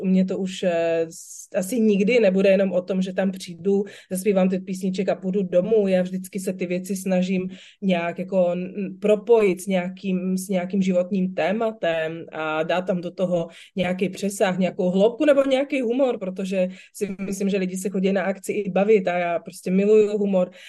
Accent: Slovakia; now in Czech Republic; Já jsem vyrůstala na Slovensku

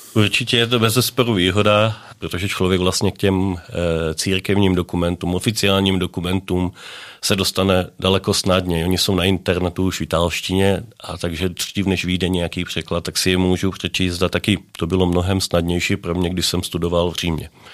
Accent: a small village near Trnava, Trnava Region, Slovakia; Czech is a second language; moved away as an adult; also born or lived in Brno, Czech Republic; now in Nové Město na Moravě, Czech Republic; já pocházím ze Slovenska, z takové malé vesnice u Trnavy, Dolná Loučice

